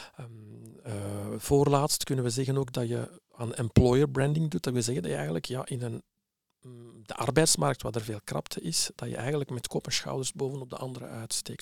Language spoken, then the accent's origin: Dutch; Flemish village, Flanders, Belgium; also born or lived in Morocco; ik ben geboren in Marokko. Ik ben naar hier gekomen op jonge leeftijd als kleuter en eh, terechtgekomen in een eh, Vlaams dorpje